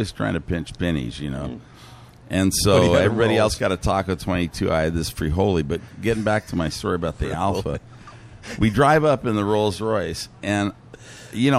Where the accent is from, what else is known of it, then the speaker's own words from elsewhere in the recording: Long Beach, California, United States; I grew up in Long Beach